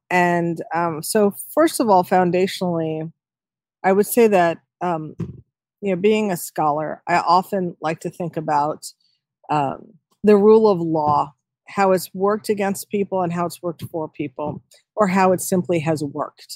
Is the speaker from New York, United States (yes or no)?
yes; New York City, New York, United States; now in Connecticut, United States; I was born in New York City.